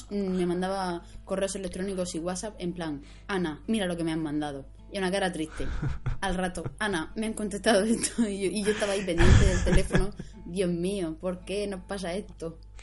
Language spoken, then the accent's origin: Spanish; Alcantarilla, Region of Murcia, Spain; aquí a Alcantarilla, a mi pueblo